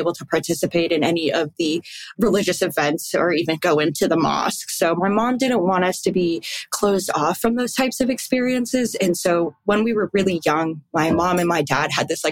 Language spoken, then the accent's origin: English; Barrie, Ontario, Canada; I was born and raised in Barrie, Ontario, Canada